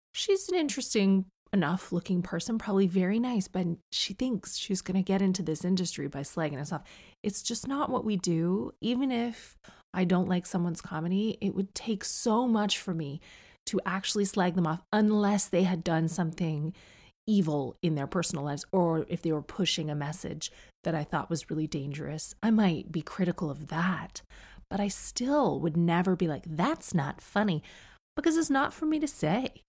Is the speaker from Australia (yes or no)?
no; Canada; moved away